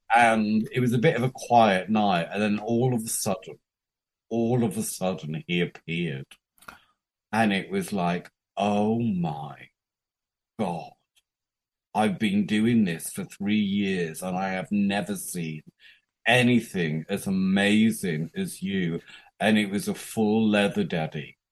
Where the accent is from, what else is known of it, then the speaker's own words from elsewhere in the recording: United Kingdom; moved away as an adult; also born or lived in Japan / Thailand; I'm British